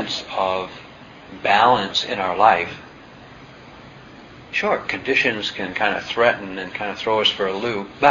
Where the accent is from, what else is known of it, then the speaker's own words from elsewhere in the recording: New England, United States; I'm from New England, and you know, we are self-reliant to a fault